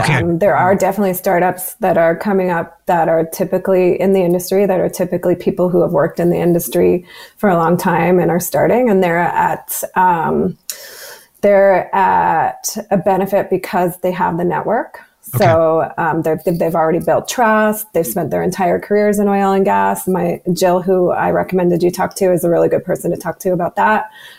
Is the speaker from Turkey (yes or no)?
no; Canada; because we're oil and gas and we're Canadian